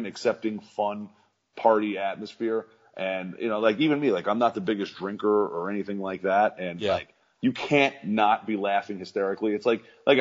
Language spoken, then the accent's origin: English; Long Island, New York, United States; also born or lived in Port Jefferson Station / Rocky Point; I am from Long Island